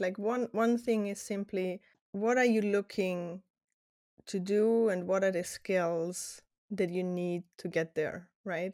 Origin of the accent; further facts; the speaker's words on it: Austria; English is a second language; moved away as an adult; also born or lived in Netherlands / Spain; now in United States; my childhood until eighteen in Austria, but now in the U S